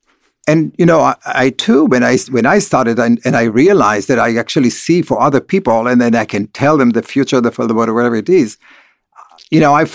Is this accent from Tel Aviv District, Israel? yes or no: no; Beit Alpha, Northern District, Israel; I grew up in Kibbutz Beit Alpha, which is the first kibbutz of the Hashomer HaTzair, which is the most communist socialist kibbutz that had no religious connotation at all